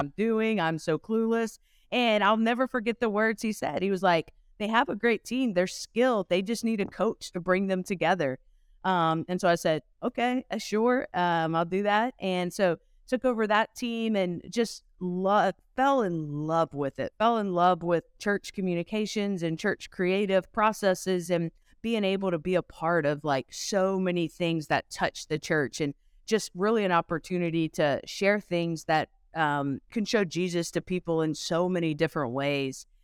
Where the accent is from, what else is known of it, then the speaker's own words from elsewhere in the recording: Louisiana, United States; I am originally from Louisiana, so kinda close to the Texas border with you guys